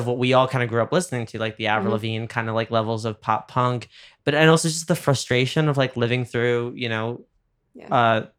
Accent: New York, United States; moved away as an adult; now in Los Angeles, United States; As a New Yorker, absolutely.

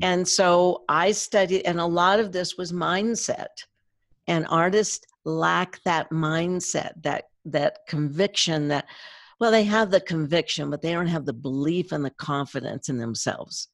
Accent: East Tennessee, United States; I grew up in East Tennessee on a farm

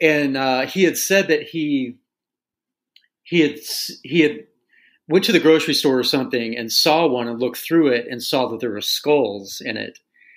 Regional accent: Tulsa, Oklahoma, United States; it's just that growing up in Tulsa thing, you know, it's just finding a way to be yourself amidst this, you know, this like Bible Belt culture.

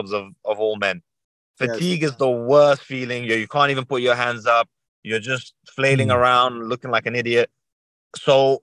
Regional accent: London, United Kingdom; I grew up in London. Yeah, I grew up in London.

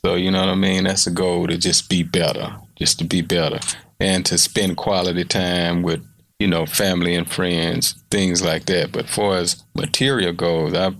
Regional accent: Houston, Texas, United States; born or raised there

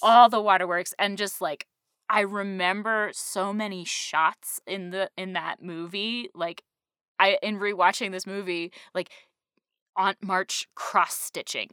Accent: Western Massachusetts, United States; moved away; I grew up in Western Massachusetts

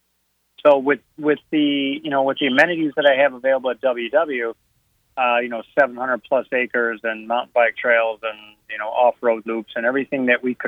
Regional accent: Northern Illinois, United States; moved away; I'm from Northern Illinois, and I would travel south in the winters

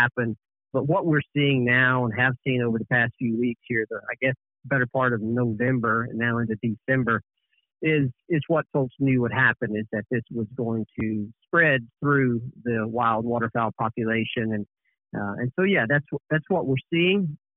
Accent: Calhoun County, Mississippi, United States; moved away; I grew up in Calhoun County

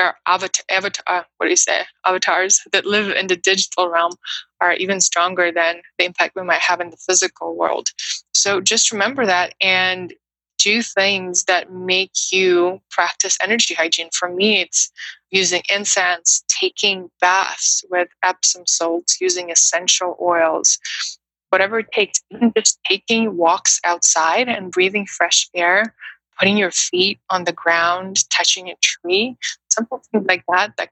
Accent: Moscow, Russia; English is a second language; moved away as an adult; also born or lived in New York City, United States / Brooklyn, United States; now in United States; I grew up in Russia, in Moscow, which is a huge busy city

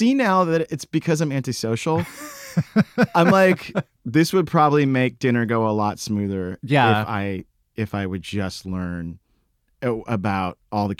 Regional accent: Texas, United States; moved away; I'm from Texas.

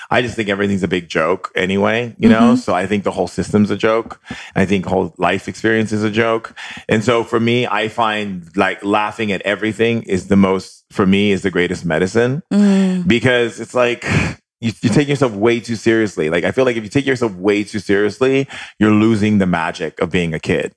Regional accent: Hawaii, United States; growing up in Hawaii and being in a Hawaiian family

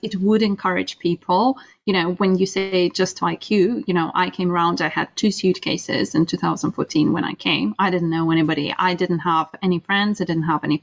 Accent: Russia; now in United Kingdom; growing up in Russia

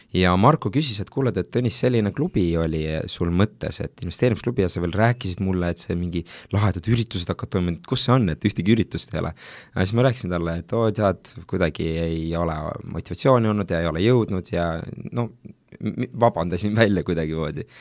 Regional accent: Tartu, Tartu County, Estonia; ma olen pärit Tartust

